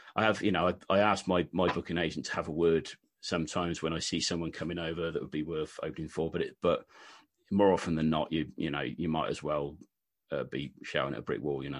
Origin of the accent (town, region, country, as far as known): West Country, South West England, United Kingdom; accent: Wurzels-like (West Country)